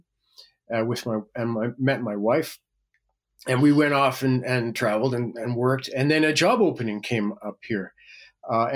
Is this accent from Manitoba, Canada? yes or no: yes; Winnipeg, Manitoba, Canada; moved away as an adult; Winnipeg, Manitoba